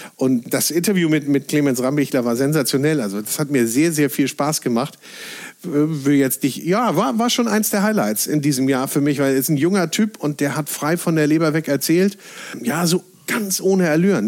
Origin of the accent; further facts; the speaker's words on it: Northern Germany, Germany; als Norddeutscher